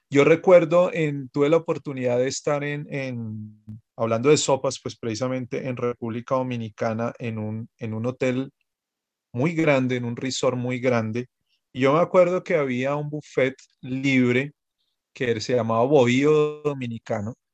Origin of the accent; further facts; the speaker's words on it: Bogotá, Bogotá Capital District, Colombia; yo soy de Bogotá, pero todo, yo creo que no hay, bueno, sí debe haber, claro que sí, pero, pero muchos bogotanos pues tenían pensado ir a San Andrés.